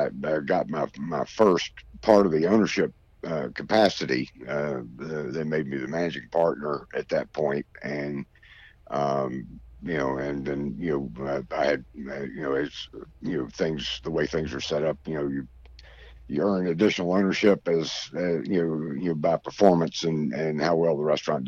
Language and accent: English; Greensboro, North Carolina, United States; I'm from Greensboro